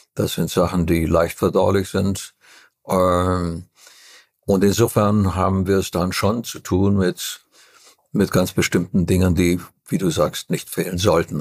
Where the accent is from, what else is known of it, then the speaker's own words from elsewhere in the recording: Transylvania, Romania; Ich komme aus Transylvanien, wo es eine ganz exquisite Küche gibt